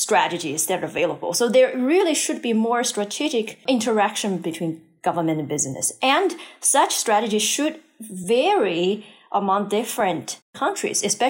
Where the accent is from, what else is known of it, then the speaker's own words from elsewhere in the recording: China; moved away as an adult; also born or lived in North America; I grew up in China